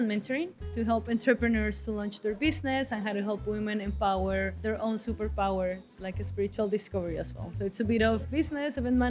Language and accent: English; Bogota, Colombia; Bogota, Colombia.